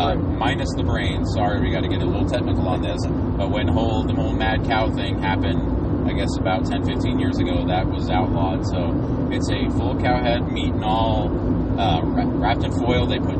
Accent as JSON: {"language": "English", "town": "Houston", "region": "Texas", "country": "United States", "said": "we're both from Houston."}